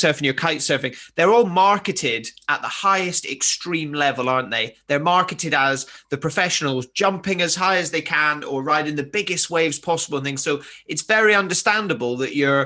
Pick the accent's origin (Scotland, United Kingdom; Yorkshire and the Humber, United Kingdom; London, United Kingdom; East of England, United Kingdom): Scotland, United Kingdom; Highlands of; moved away; I grew up in the Highlands of Scotland